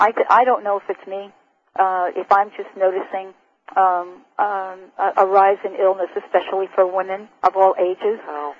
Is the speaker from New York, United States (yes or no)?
yes; New York City, New York, United States; now in Seattle, United States; Growing up in New York City